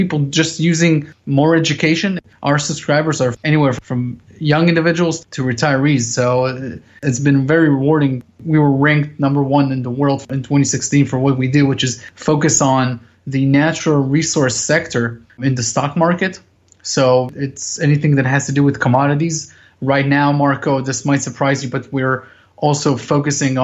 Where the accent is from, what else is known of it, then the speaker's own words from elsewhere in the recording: Israel; also born or lived in United States; I was born here in Israel, so my entire family is here